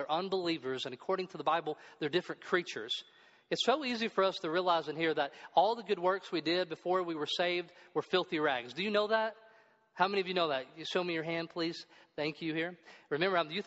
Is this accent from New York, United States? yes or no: no; Kentucky, United States; I grew up in Kentucky, which is a farm